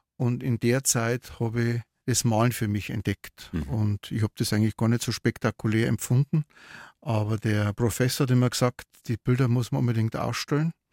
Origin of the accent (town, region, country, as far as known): Regensburg, Bavaria, Germany; born or raised there; also born or lived in Waldsassen; now in Neumarkt in der Oberpfalz, Germany